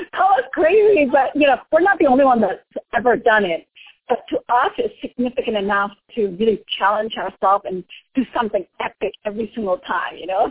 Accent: Indonesia; moved away; since I am from Indonesia

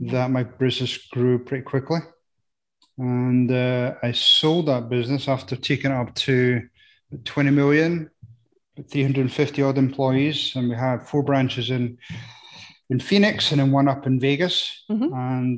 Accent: Scotland, United Kingdom; I am. I was going to try and put people off and say I'm from Nebraska, but I think they would find out quick enough.

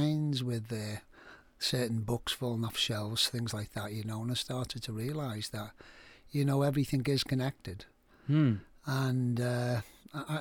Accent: Liverpool, North West England, United Kingdom; I'm from Liverpool, you probably tell I've got an accent. And I grew up in a rough area

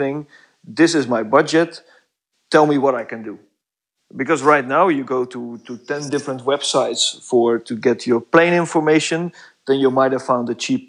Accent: Netherlands; English is a second language; moved away as an adult; now in Belgium; I'm from the Netherlands, but I'm working in Belgium right now

